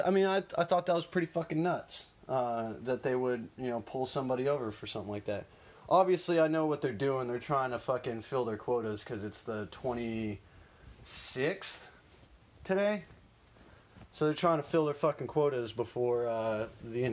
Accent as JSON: {"language": "English", "region": "Oklahoma", "country": "United States", "said": "I'm from Oklahoma."}